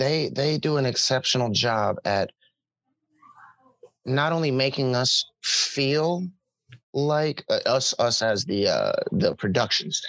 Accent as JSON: {"language": "English", "region": "Wisconsin", "country": "United States", "tie": "born or raised there"}